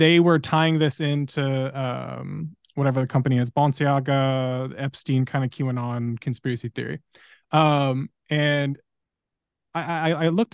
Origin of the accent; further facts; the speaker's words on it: Southern California, United States; moved away; I grew up in SoCal with wildfires